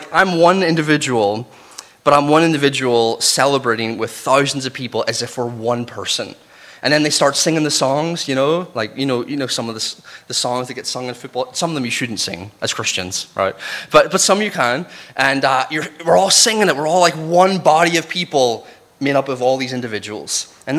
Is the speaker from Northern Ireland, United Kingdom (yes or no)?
yes; Northern Ireland, United Kingdom; accent: Northern Irish; moved away; I've been out of Northern Ireland for 14 years, but my accent is disappearing, it's diluting. Sorry to the Northern Irish people. But it's still there. It's there enough that he's like, I can hear the Northern Irish.